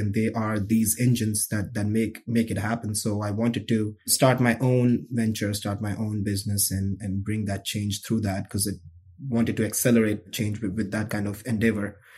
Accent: New Delhi, Delhi, India; moved away as an adult; now in United States; I grew up in New Delhi, India

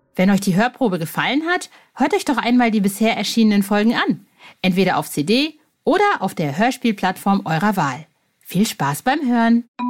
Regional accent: North Rhine-Westphalia, Germany; ich äh, komme aus Ostwestfalen

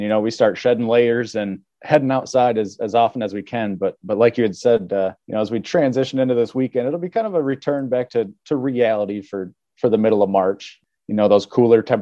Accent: Grand Rapids, Michigan, United States; moved away as an adult; now in Pennsylvania, United States; I hail from the Grand Rapids, Michigan area

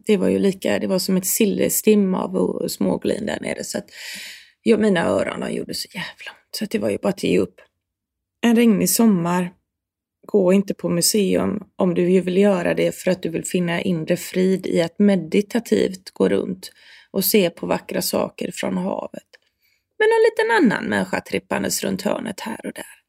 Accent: Sweden; jag som svensk

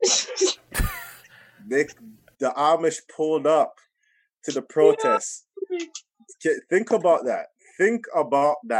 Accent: Toronto, Ontario, Canada; we're from Toronto, we're in the GTA

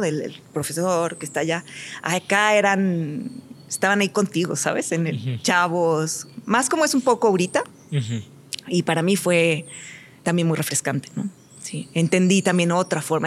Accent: Mexico; moved away as an adult; hoy soy mexicana

